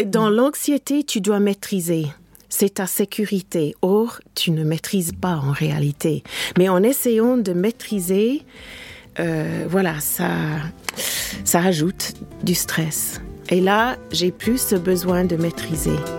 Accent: England, United Kingdom; moved away; mon pays natal, l'Angleterre

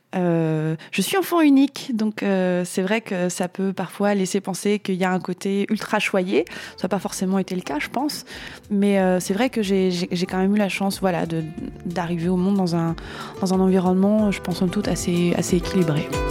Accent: France; je suis née en France

